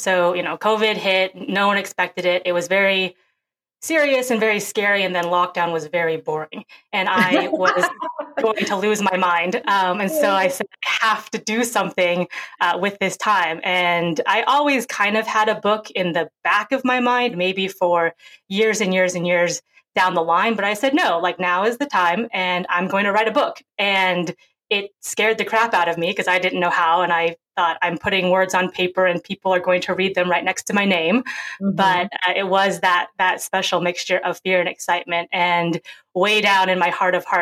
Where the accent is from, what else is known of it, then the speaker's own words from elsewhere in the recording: Seattle, Washington, United States; also born or lived in Seoul, South Korea; I was born in Seoul, South Korea. And then at 5.5 months old, as a little baby, I was brought over to America. And I grew up in Seattle, Washington.